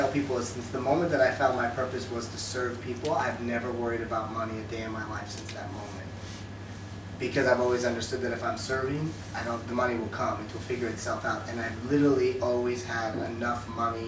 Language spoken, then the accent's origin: English; United States; moved away as an adult; now in Dubai, United Arab Emirates; I grew up in America and I spent 32 years there